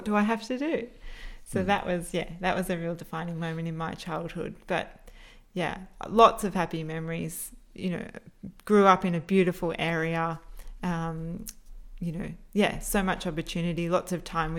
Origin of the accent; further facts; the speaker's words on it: Jervis Bay, New South Wales, Australia; moved away as an adult; also born or lived in Camden, Sydney / Coogee, Sydney; So I grew up in Jervis Bay, New South Wales, on the south coast.